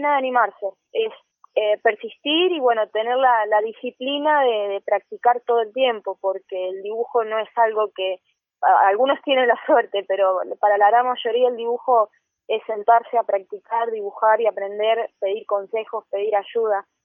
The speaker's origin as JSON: {"language": "Spanish", "town": "Rufino", "region": "Santa Fe", "country": "Argentina", "said": "soy de Rufino, una ciudad chiquita de Santa Fe"}